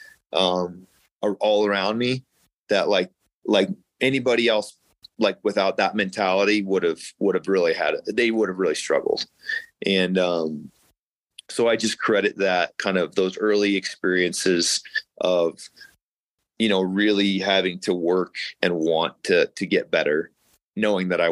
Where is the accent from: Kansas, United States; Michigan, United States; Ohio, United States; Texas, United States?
Kansas, United States; Kansas City; moved away as an adult; also born or lived in Iowa / Missouri; now in Colorado Springs, United States; I'm from Kansas City